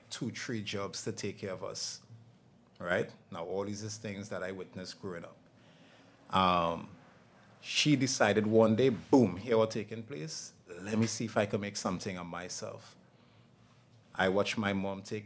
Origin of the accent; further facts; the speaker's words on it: Laventille, Trinidad & Tobago; I was born and raised in Laventille